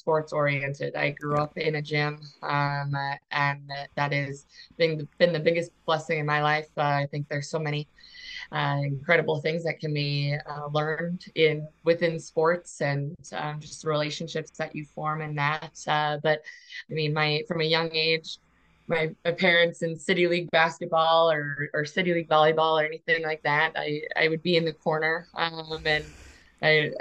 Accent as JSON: {"language": "English", "town": "Aberdeen", "region": "South Dakota", "country": "United States", "tie": "born or raised there", "said": "I grew up in Aberdeen. I was I graduated from Aberdeen Central in 2016"}